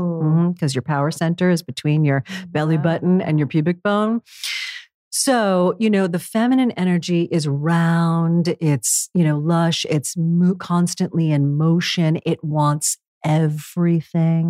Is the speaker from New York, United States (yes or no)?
yes; New York City, New York, United States; New York City, again, my hometown, very masculine